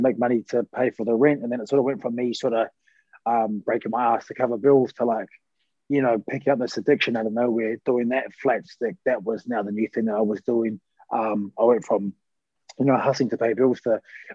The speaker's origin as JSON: {"language": "English", "town": "Wainuiomata", "region": "Wellington", "country": "New Zealand", "tie": "born or raised there", "also_born_or_lived": "Melbourne", "moved": "as an adult", "said": "I grew up in Wainuiomata. I lived for 21 years."}